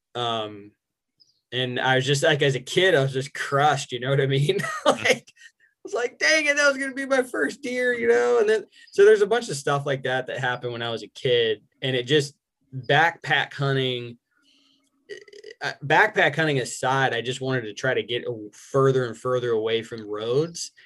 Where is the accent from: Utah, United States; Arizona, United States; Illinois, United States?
Arizona, United States; born or raised there; also born or lived in Albuquerque, New Mexico / New York